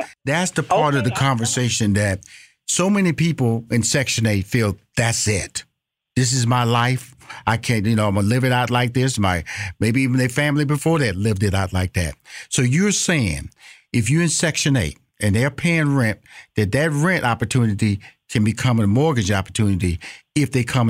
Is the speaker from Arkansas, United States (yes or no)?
no; Houston, Texas, United States; I grew up in Fifth Ward, so you know exactly where I'm at, where I was born and raised.